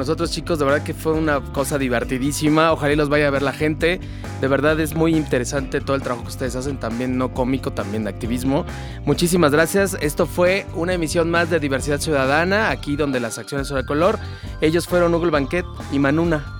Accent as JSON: {"language": "Spanish", "country": "Mexico", "said": "Somos tan mexicanos como el resto"}